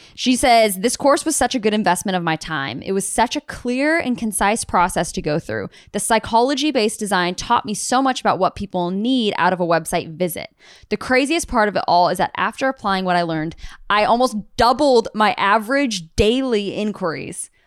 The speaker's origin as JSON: {"language": "English", "country": "United States", "said": "all of us U S A-ans"}